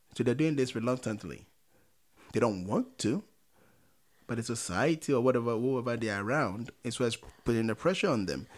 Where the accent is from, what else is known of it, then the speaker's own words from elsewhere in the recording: Ghana; growing up in Ghana